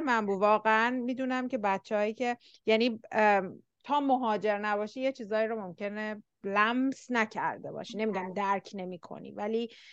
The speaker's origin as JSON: {"language": "Persian", "country": "Iran", "said": "ما ایرانی هستیم"}